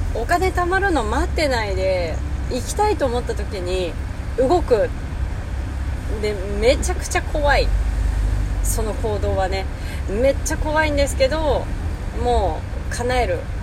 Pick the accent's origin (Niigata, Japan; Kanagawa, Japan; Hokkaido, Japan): Hokkaido, Japan; Hakodate; moved away as an adult; now in Tokyo, Japan; 地元の函館で車も買い普通に働いてたんですね